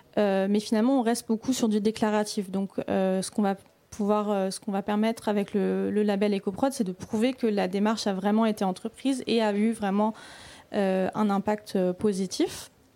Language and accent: French; Belgium; je viens de la Belgique